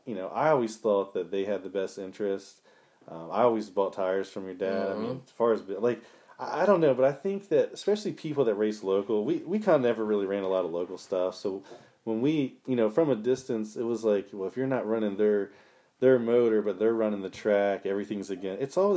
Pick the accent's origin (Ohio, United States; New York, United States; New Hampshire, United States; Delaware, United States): Delaware, United States; Piney Neck; I said I grew up around Piney Neck, and it's when you would see, like, on a state race, you would have like Richard Jarvis